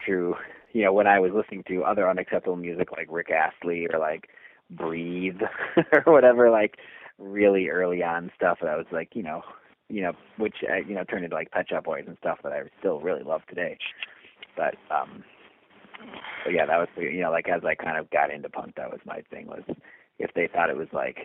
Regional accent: Milwaukee, Wisconsin, United States

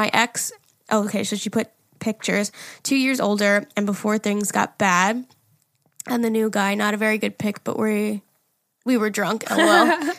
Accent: Canada; Hey, listen, Jerry, I'm almost 21 and I'm from Canada.

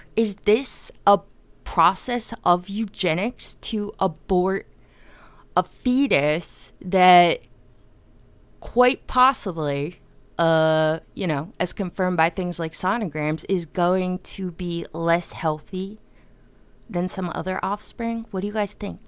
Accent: New Jersey, United States; I'm from New Jersey

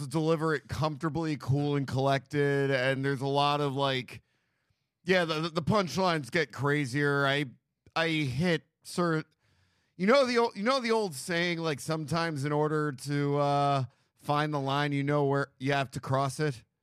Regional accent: New York, United States; moved away as an adult; now in Los Angeles, United States; I grew up on the Upper West Side

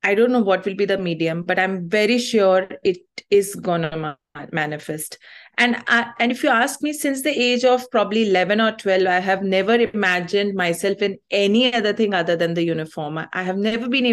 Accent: Chhattisgarh, India; I am born in Chhattisgarh. I am from Chhattisgarh. Otherwise, my roots are Tamilian.

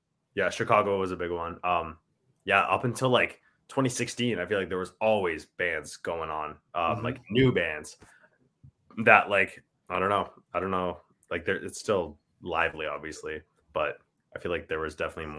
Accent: Ontario, Canada; like not a lot of people in Ontario, like I feel know we're even from Ontario

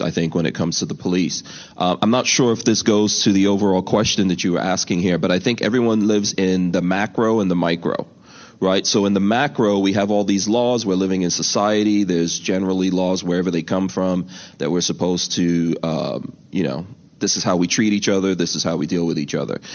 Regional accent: New York City, New York, United States; I grew up in New York City. Um, you know, my my family are immigrants

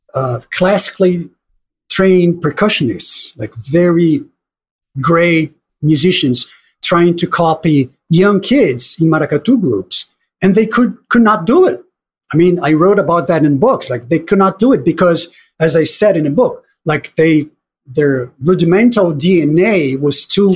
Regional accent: Brazil; You know, as you said, growing up in Brazil, and I'm sure things are different now

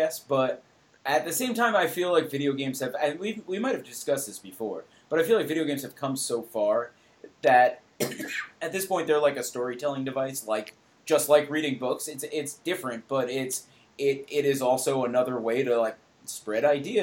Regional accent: New York, United States; I'm from New York

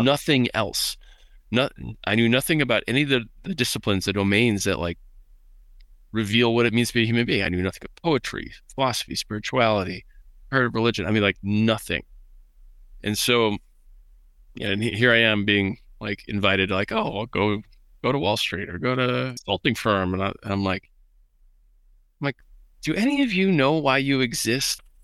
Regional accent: Midwest, United States; I was raised in the Midwest

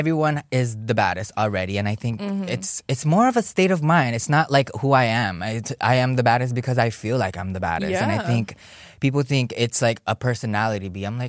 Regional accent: Ewa Beach, Hawaii, United States; I'm from Ebba Beach of Hawaii, if you guys didn't know.

